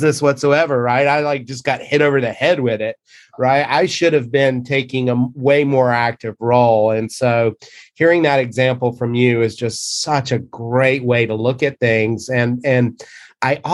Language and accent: English; the South, United States; moved away; growing up in the South